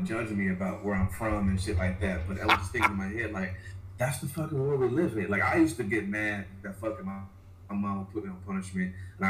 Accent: Chicago, Illinois, United States; moved away; also born or lived in Joliet / Plainfield; I'm from Chicago. I'm a Chicago kid, born and raised West Side.

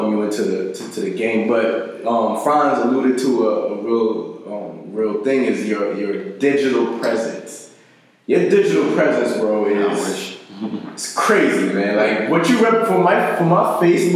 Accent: New Jersey, United States; I grew up in Jersey, bro. I grew up in South Jersey

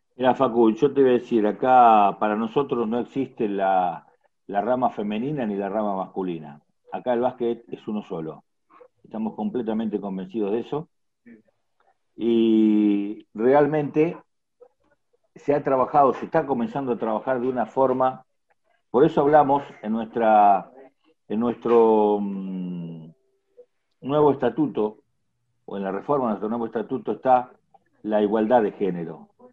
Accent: Junín, Buenos Aires Province, Argentina; mi ciudad que es Junín

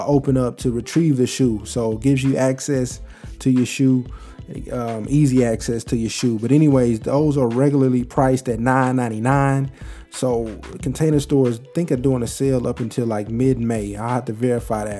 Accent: Texas, United States; I'm from Texas

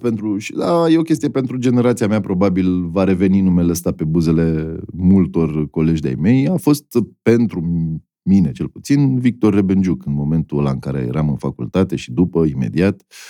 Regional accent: Bucharest, Romania; Eu sunt din București

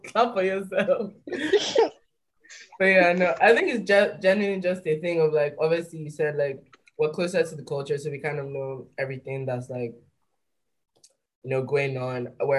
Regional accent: London, United Kingdom; born there; And it's like, I was born in London, fuck you talking about, like stuff like that.

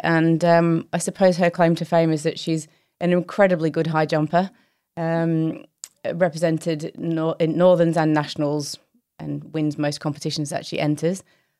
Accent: Australia; And I think my takeaways from growing up in Australia is I can play cricket

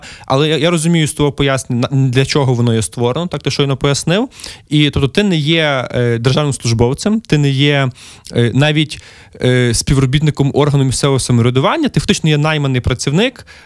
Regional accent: Lviv, Lviv Oblast, Ukraine; мій рідний Львів

